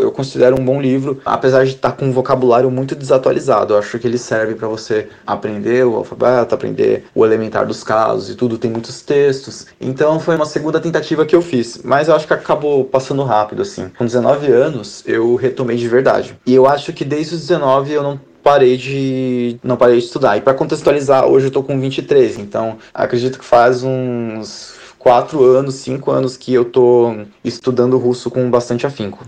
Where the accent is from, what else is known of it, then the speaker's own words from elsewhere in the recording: Brazil; now in Russia; sendo brasileiro